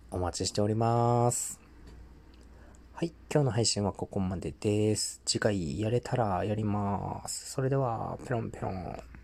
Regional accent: Tohoku, Japan; 東北生まれ、東北育ち

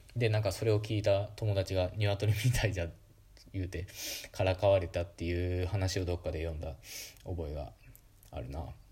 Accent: Okayama, Japan; accent: Okayama dialect; first language Okayama dialect of Japanese; Japanese is a second language; moved away as an adult; now in Tokyo, Japan; 僕は母語は岡山弁で、標準語はいわば第二言語なので

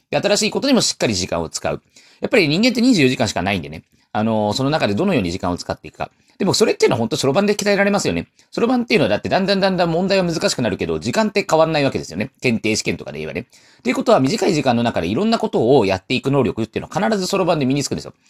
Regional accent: Taiwan; 僕は台湾の人

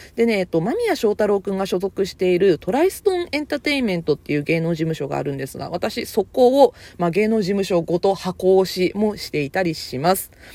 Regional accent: Kyushu, Japan; also born or lived in Kansai; 出身地は、あの、関西生まれ、九州育ち、現在在住は九州です

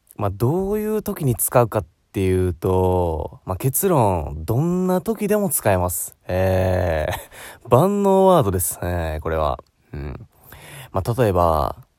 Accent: Osaka, Japan; 大阪生まれ

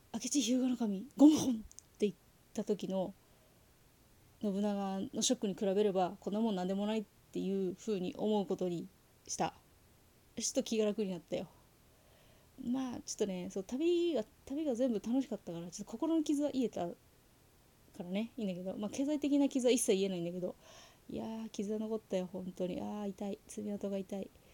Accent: Saitama, Japan; 自分が生まれ育ったところがあの埼玉県

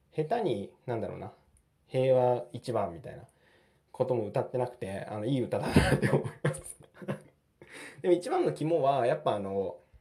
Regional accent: Japan; 僕日本に生まれたんで

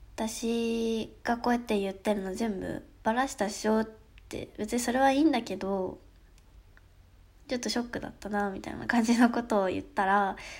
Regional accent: Hokkaido, Japan; 北海道私北海道なんですけど

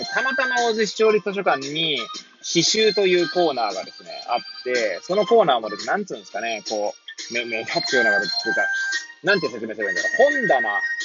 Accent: Hachioji, Tokyo, Japan; moved away as an adult; now in Kamaishi, Japan; 八王子生まれ、八王子育ち、震災の前の年から、釜石で働く

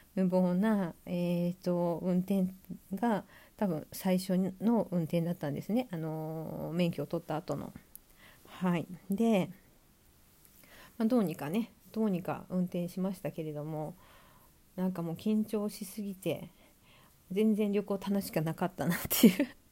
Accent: Sapporo, Hokkaido, Japan; moved away as an adult; also born or lived in Tokyo; 地元は札幌なんですけど札幌では取らずに、えーと、大学で東京に出てきて

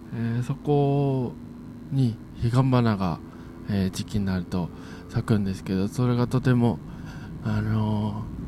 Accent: Hitachiota, Ibaraki, Japan; 私、地元があ茨城県の日立太田というところなんですけれども

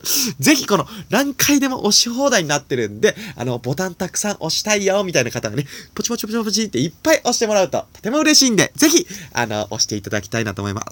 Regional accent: Nagano, Japan; 僕はね、あの、長野 県出身

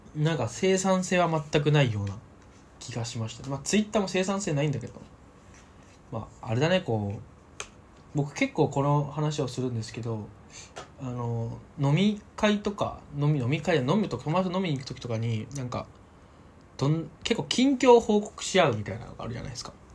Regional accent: Saitama, Japan; 僕の地元

